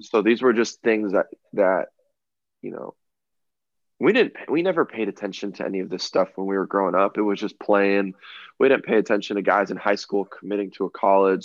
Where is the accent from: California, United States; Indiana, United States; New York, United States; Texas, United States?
California, United States; Southern; growing up in Southern California